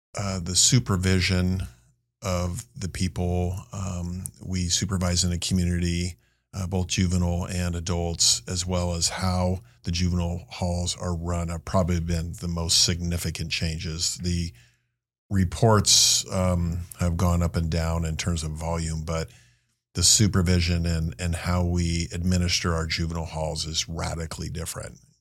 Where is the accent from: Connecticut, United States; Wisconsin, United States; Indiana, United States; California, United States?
California, United States; Marin; I went back to my hometown of Marin